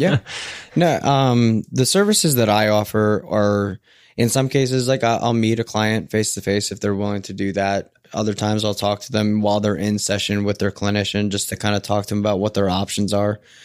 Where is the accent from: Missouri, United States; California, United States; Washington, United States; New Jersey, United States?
New Jersey, United States; now in Portland, United States; I'm a guy from Jersey that lives in Portland